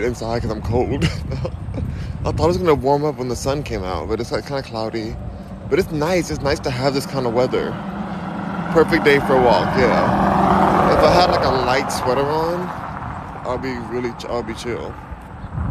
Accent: Los Angeles, California, United States; also born or lived in Houston, Texas; I'm from Los Angeles, but I'm in Houston, Texas right now

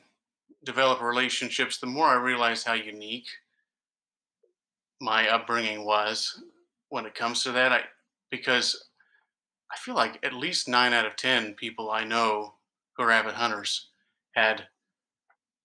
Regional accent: Tulsa, Oklahoma, United States; also born or lived in California; now in Wichita, United States; I grew up mostly in Oklahoma, northeastern Oklahoma, Tulsa area.

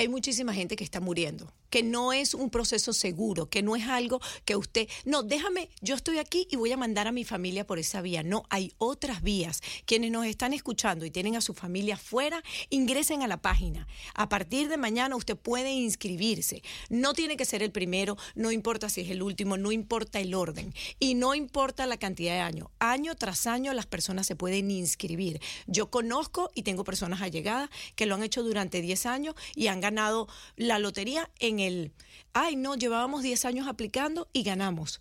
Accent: Venezuela; now in United States; como venezolano

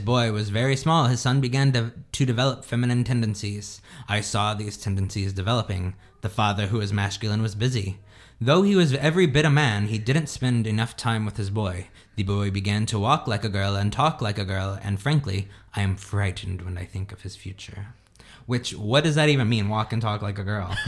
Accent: Indiana, United States; moved away; we grew up like in Indiana

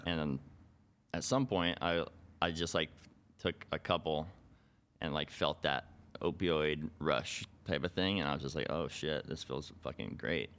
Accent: Boulder City, Nevada, United States; I'm from a little town called Boulder City, which is right outside of Las Vegas

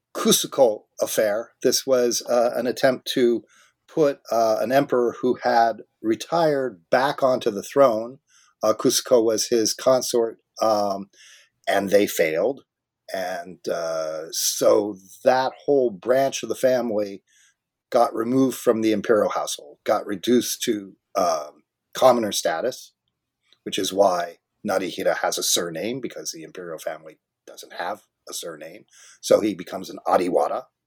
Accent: Southern California, United States; now in Vancouver, Canada; I grew up in Southern California

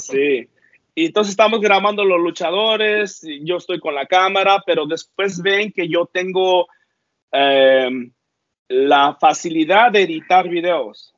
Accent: northern California, United States; Soy, soy americano, pero del norte de California.

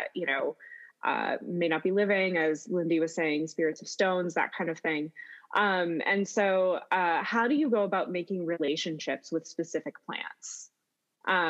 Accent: United States; I'm an American not living in Scandinavia

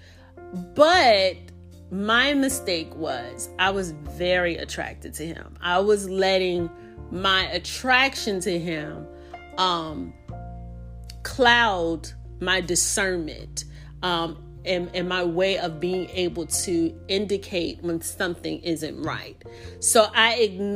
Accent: the South, United States; accent: Southern; I live in the South, if you can't already tell by my accent

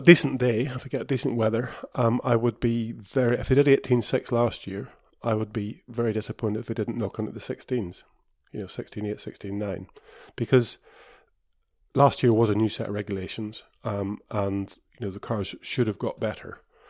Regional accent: Kirkistown, Northern Ireland, United Kingdom; But, you know, I come from Kirkeston, and we never had a smooth surface at Kirkeston, so it never rains in Ireland anyway.

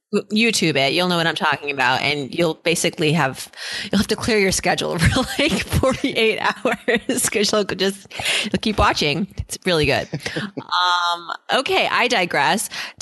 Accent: New England, United States; I've never been there, and I'm from New England, so this is really a shameful thing.

